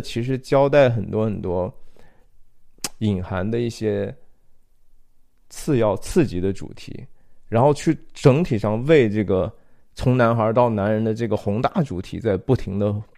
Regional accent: China; 我们中国人讲的

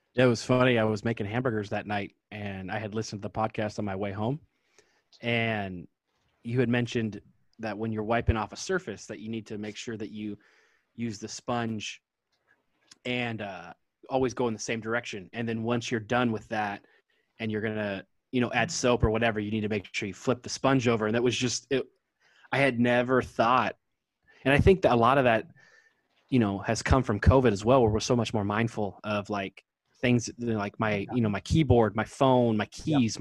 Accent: Kirkland, Washington, United States; also born or lived in Tacoma, Washington; now in Bonney Lake, United States; I grew up in Kirkland, my favorite place was Burger Master

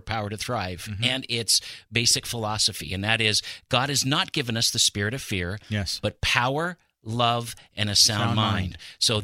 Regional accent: Pacific Northwest, United States; I'm basically born and raised in the Pacific Northwest

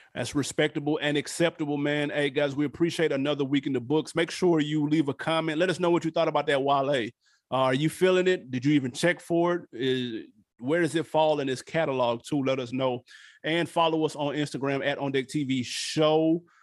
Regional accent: New York, United States; I'm from New York

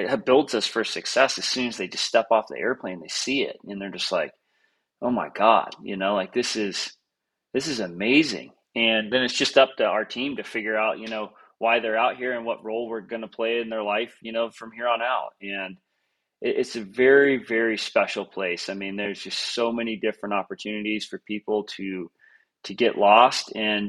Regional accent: Three Forks, Montana, United States; also born or lived in Georgia; So I grew up in Three Forks

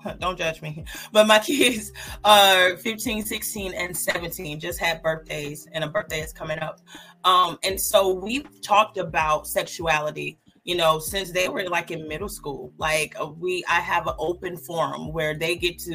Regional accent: Georgia, United States; I'm from the South. I'm from actually born and raised in Georgia.

